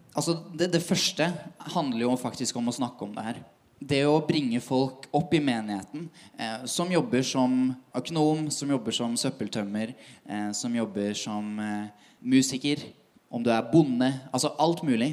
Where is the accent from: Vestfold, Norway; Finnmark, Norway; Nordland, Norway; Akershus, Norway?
Vestfold, Norway; Tønsberg; now in Oslo, Norway; kommer fra Tønsberg